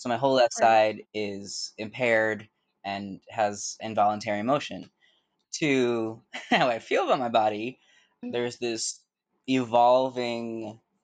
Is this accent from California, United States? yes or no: yes; Bay Area, California, United States; moved away as an adult; now in New York, United States; I'm originally from the Bay Area in California, and I moved here in 2009